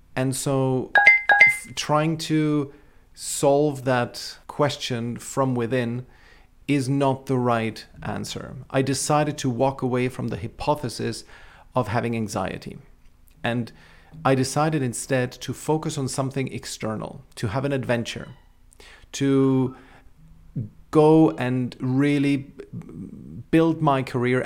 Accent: Austria; also born or lived in Czechoslovakia (Czech Republic); we emigrated to capitalist Austria

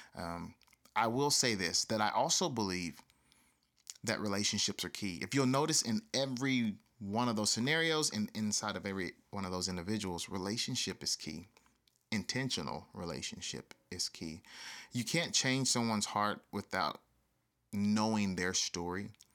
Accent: the South, United States; I grew up in the South

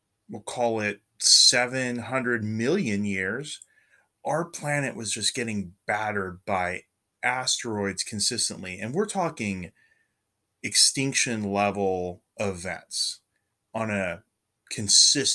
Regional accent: California, United States; moved away as an adult; also born or lived in Oregon; I grew up in California and I went to college in Oregon.

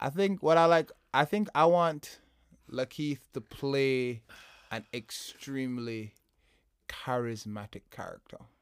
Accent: Jamaica; I'm Jamaican

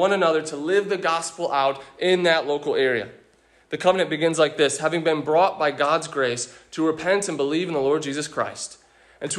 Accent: United States; as an American

